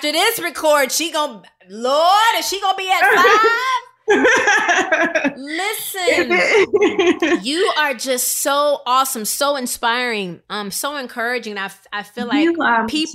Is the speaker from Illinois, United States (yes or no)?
yes; Rockford, Illinois, United States; I come from Rockford, Illinois